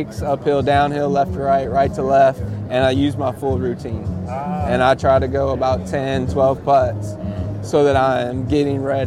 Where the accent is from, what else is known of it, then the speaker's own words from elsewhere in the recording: Cleveland, Ohio, United States; now in Auburn, United States; I grew up in Cleveland